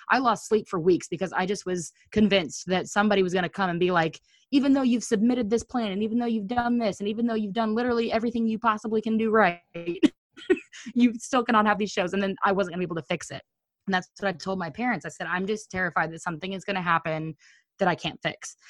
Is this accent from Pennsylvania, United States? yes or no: no; Missouri, United States; We're from Missouri